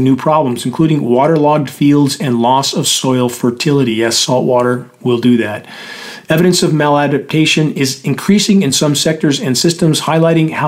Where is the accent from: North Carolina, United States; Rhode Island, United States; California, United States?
California, United States; Southern; when I grew up in Southern California